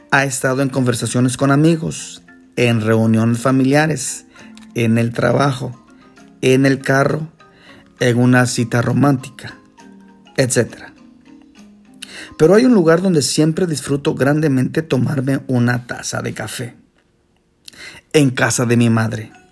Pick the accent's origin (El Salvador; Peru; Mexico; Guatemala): Guatemala; born there; La primera es porque nací en Guatemala, país que hace parte de los más grandes e importantes agricultores y exportadores de café.